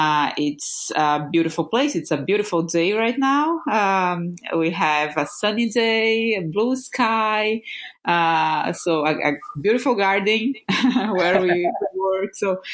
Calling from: Florianópolis, Santa Catarina, Brazil; Well, I'm calling from Contentools house. It's we are in Floripa, Brazil. It's a small island on South Brazil, surrounded by more than 40 beaches, and it's a beautiful place.

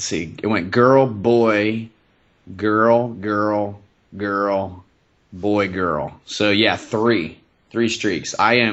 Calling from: Houston, Texas, United States; I'm coming from Houston, Texas, the beautiful, rainy metropolitan.

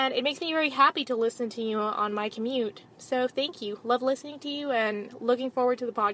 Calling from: Atlanta, Georgia, United States; I am contacting you from Atlanta, Georgia.

